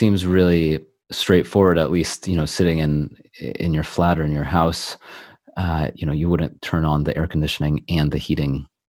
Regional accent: California, United States; moved away as an adult; now in London, United Kingdom; I remember when I first moved to London, because I'm originally from California

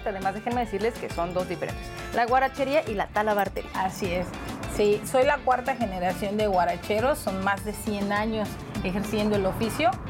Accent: Colima, Mexico

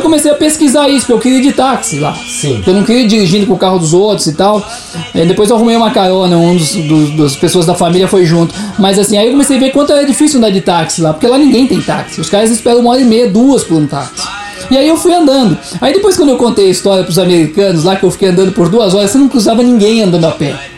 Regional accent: Curitiba, Paraná, Brazil; nós não somos daqui, nós somos de Curitiba

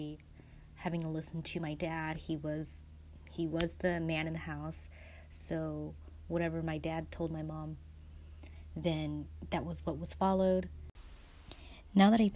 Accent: United States; growing up here, I identified more as just American

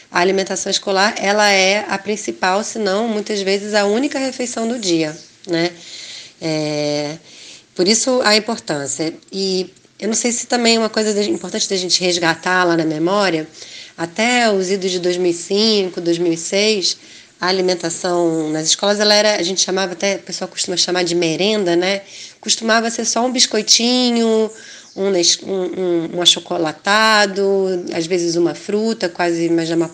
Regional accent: Rio de Janeiro, Brazil; sou carioca do Rio de Janeiro

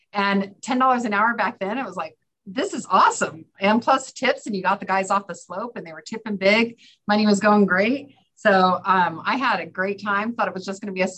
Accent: California, United States; moved away as an adult; now in Fairbanks, United States; I was from California where you have palm trees or big redwoods

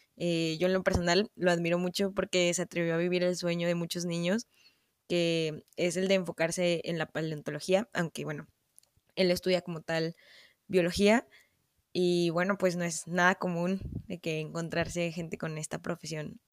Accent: Mexico City, Mexico; now in Saltillo, Mexico; soy chilanga

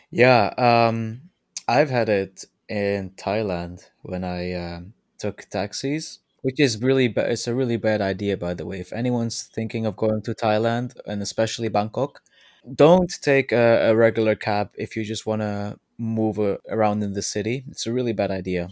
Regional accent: Netherlands; I'm from the Netherlands

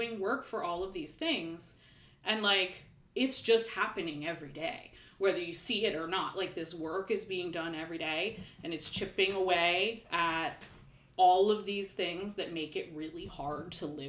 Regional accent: Bloomsburg, Pennsylvania, United States; I grew up in Bloomsburg

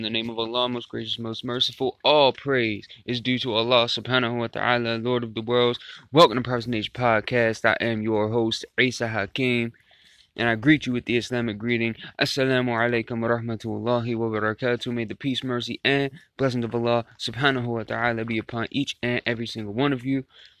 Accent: Baltimore, Maryland, United States; Originally, I had grown up a Christian. I'm from the United States, Baltimore, Maryland.

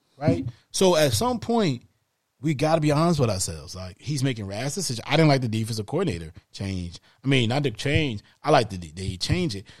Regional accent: the South, United States; I'm a Southern guy. I'm from the South.

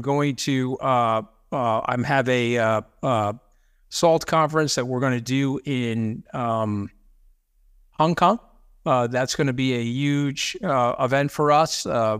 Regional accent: Long Island, New York, United States; I grew up out here on Long Island.

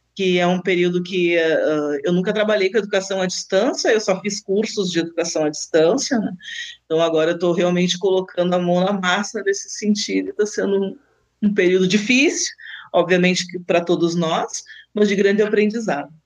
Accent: Rio Grande do Sul, Brazil; moved away as an adult; also born or lived in Lisbon, Portugal; now in Guarapuava, Brazil; eu sou do Rio Grande do Sul, então me formei no Rio Grande do Sul

